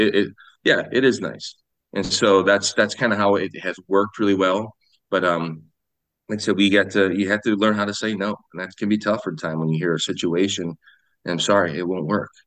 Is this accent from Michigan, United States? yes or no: no; Sioux Falls, South Dakota, United States; I'm from Sioux Falls, South Dakota. Um, I was born and raised here.